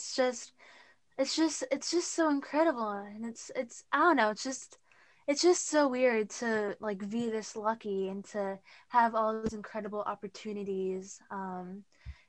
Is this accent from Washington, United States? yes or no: yes; Auburn, Washington, United States; I'm from Auburn, Washington.